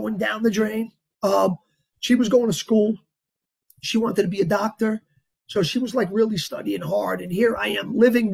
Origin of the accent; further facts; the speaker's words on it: Yonkers, New York, United States; also born or lived in Bogota, Colombia; I'm from Yonkers.